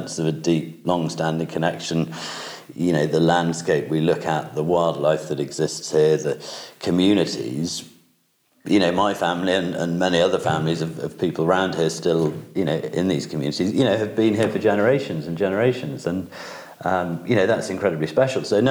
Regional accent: Wensleydale, Yorkshire and the Humber, United Kingdom; For me, home is it's Wensleydale. It is the Bolton estate, and the castle sits at the heart

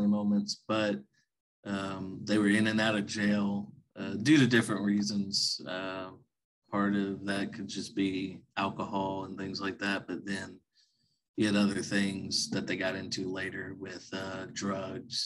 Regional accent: Ardmore, Oklahoma, United States; Born and raised in a small town called Ardmore in southern Oklahoma.

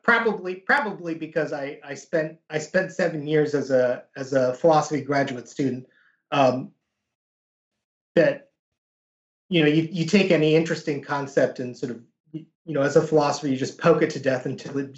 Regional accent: United States; growing up as a Korean American in the United States

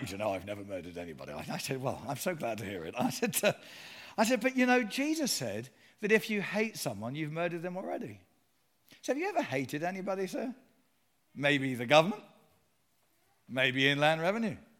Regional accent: Sutton, London, United Kingdom; also born or lived in Surrey; I was born and raised in Surrey

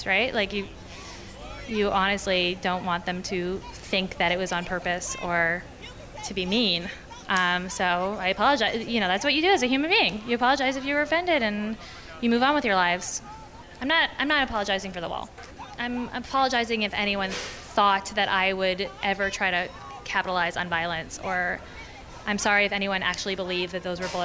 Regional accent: Toronto, Ontario, Canada; moved away as an adult; also born or lived in Crown Heights, Brooklyn; now in New York, United States; I'm from Toronto, and I own a restaurant, Summerhill.

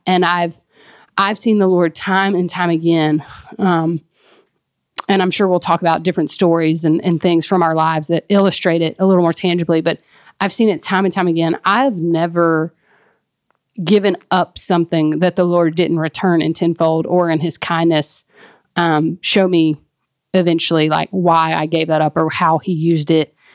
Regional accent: Mississippi, United States; now in Texas, United States; That's where I'm from and where my family is

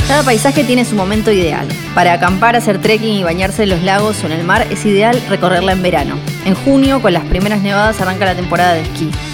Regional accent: Ushuaia, Tierra del Fuego, Argentina; Soy fueguina, nacida y criada en Ushuaia

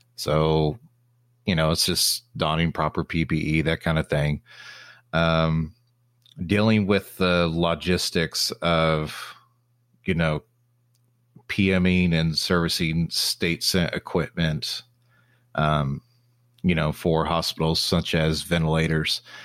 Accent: Texas, United States; also born or lived in Oklahoma City; now in Dallas-Fort Worth, United States; I'm from Texas

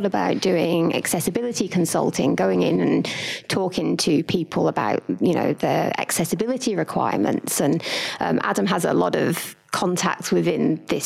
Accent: Birmingham, West Midlands, United Kingdom; now in Australia; one of the places I grew up in Birmingham

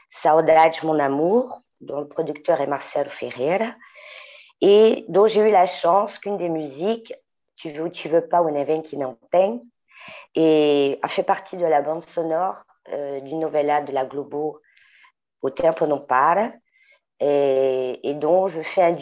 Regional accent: Paris, Île-de-France, France; Bon, ben, je suis parisienne, née à Montmartre, chanteuse, auteure, compositrice

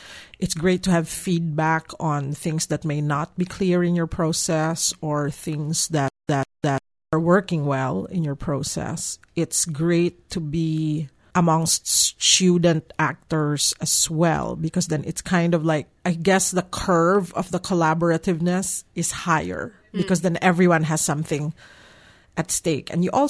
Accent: Philippines; moved away as an adult; I came from the Philippines coming here, yes.

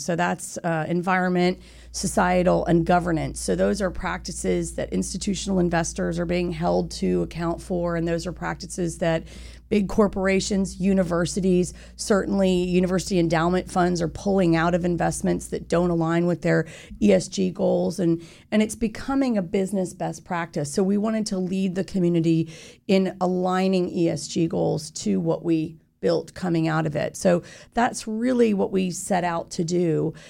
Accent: Winter Park, Florida, United States; I grew up in Winter Park from the age of ten.

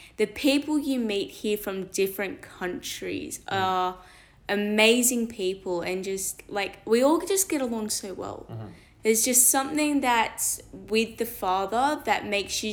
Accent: Belmont, New South Wales, Australia; I'm from New South Wales near Belmont

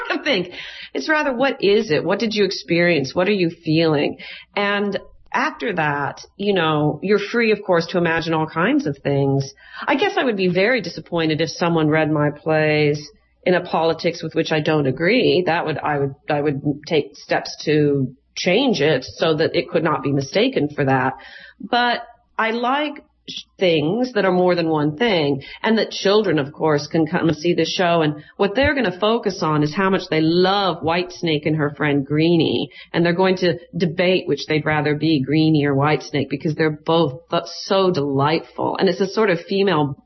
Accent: Chicago, Illinois, United States; I'm from Chicago, and my theater company has a little connection to the Obamas

